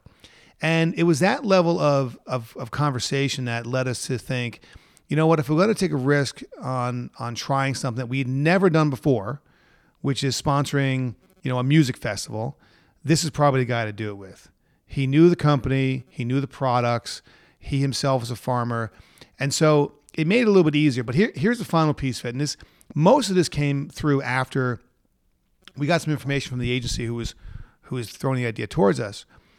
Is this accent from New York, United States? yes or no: yes; New York, United States; growing up in New York